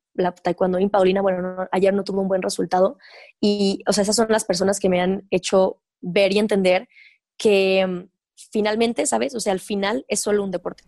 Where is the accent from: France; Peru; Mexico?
Mexico; soy mexicana, pues nací aquí, viví 23 años de mi vida aquí